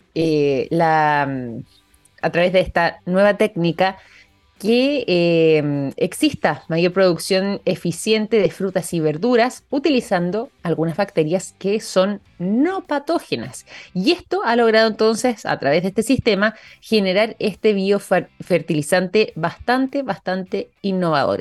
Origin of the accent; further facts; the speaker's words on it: Chile; nosotros como chilenos